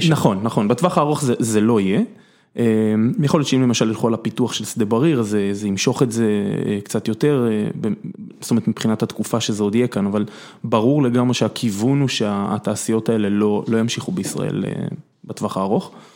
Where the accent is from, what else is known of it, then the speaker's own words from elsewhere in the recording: Kokhav Mikha'el, Southern District, Israel; also born or lived in Kibbutz Mefalsim; אני נולדתי בקיבוץ מפלסים, גדלתי במושב כוכב מיכאל